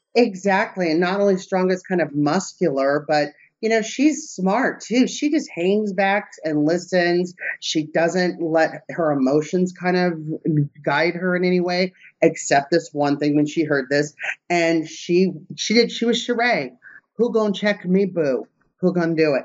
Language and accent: English; Southern California, United States; moved away; I'm from Southern California